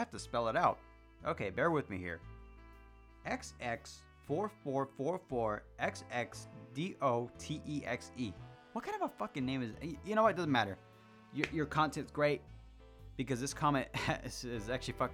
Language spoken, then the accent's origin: English; Mexico; accent: Mexican; If you couldn't tell by my fucking accent when I speak and I get angrier. For some reason, the angrier I get, the more Mexican I get.